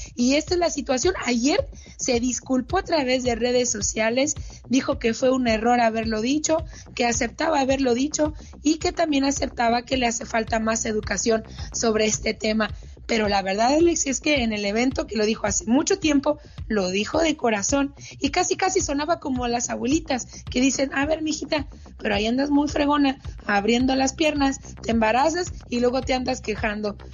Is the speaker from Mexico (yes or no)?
yes; Hermosillo, Sonora, Mexico; de Hermosillo, en Sonora, justamente de donde yo soy originaria.